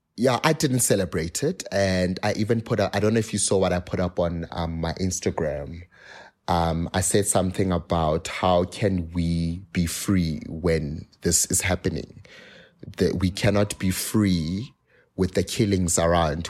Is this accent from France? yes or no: no; South Africa